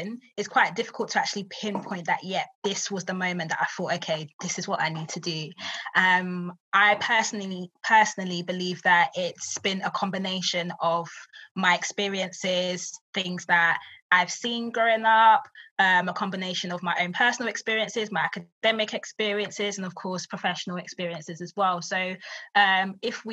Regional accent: London, United Kingdom; I grew up in East London, grew up in what they would call the hood

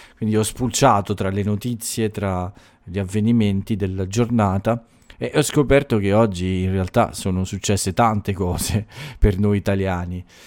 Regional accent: Italy

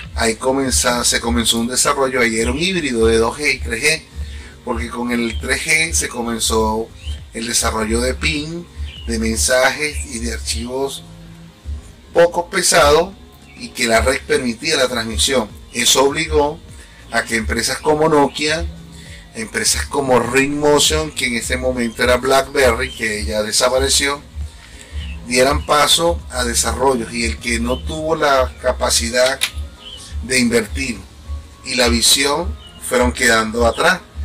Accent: Venezuela; now in Chile; soy extranjero, soy venezolano

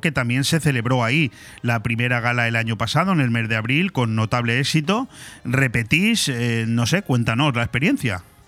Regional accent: Benidorm, Valencian Community, Spain

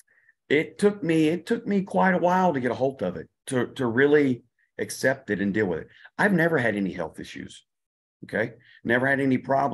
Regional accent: Louisiana, United States; moved away as an adult; now in New Zealand; I'm originally from Louisiana

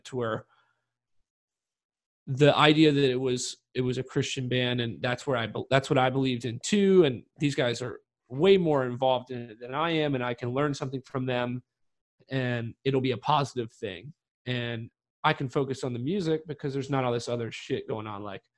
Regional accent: North Carolina, United States; growing up in North Carolina where shit was weird sometimes

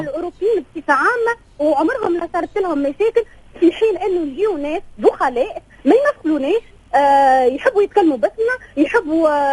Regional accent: Tunisia; now in Nice, France; احنا تونسيين

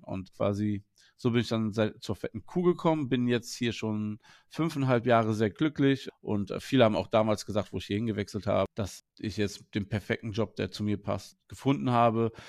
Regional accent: Wuppertal, North Rhine-Westphalia, Germany; ich komme aus, ursprünglich aus Wuppertal

